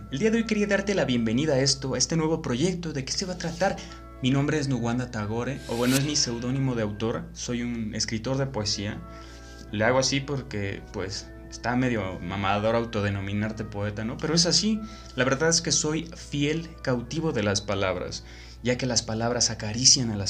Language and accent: Spanish; Mexico; bueno, yo soy de México y mi sociedad lee muy poquito, la verdad.